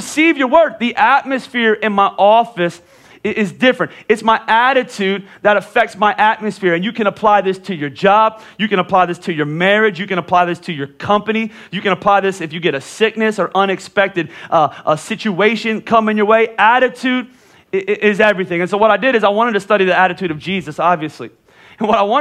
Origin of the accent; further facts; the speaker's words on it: Pennsylvania, United States; moved away; I'm from Pennsylvania